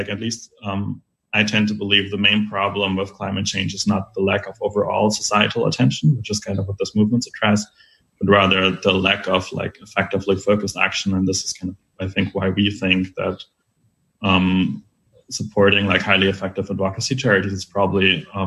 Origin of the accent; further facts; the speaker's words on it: Germany; in my home country, in Germany